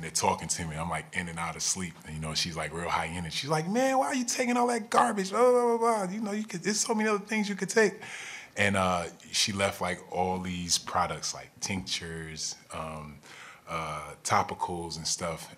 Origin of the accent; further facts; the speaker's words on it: New Jersey, United States; I grew up in New Jersey